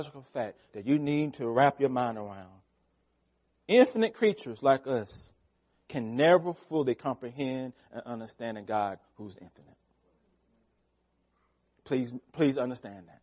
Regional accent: United States; We are Americans

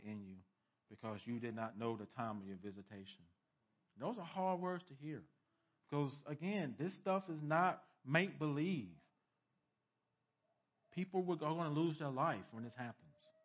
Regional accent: United States; as American Christians

